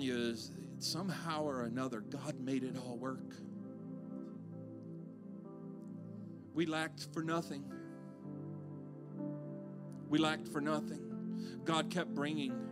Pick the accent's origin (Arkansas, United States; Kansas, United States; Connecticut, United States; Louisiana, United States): Louisiana, United States; moved away; I'm from Louisiana